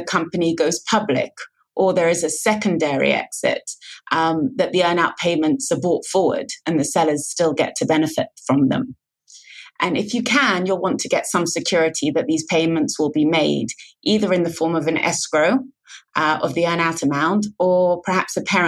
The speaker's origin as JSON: {"language": "English", "region": "London", "country": "United Kingdom", "moved": "yes", "lives_now": "Tel Aviv, Israel", "said": "I'm originally from London, but I now live in Tel Aviv, Israel"}